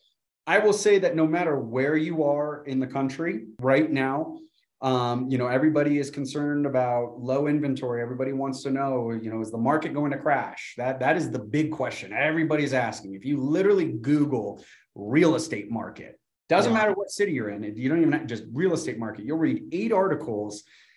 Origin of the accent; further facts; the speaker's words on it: Burbank, California, United States; But I came from Burbank, California, a 14 square mile radius of 150,000 people. So this is still a very, very small town to me.